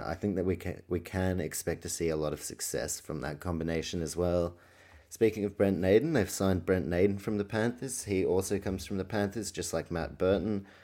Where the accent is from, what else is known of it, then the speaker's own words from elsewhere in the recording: New Zealand; I was born in New Zealand, grew up